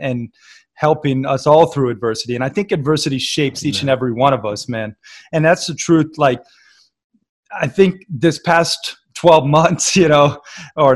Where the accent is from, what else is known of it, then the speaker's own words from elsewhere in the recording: United States; also born or lived in Florida / Red Lodge, Montana / Bangkok / Barcelona; I grew up half in Florida, you know, surf and skate, and then half in Red Lodge, Montana, camp and fish and hunt and hike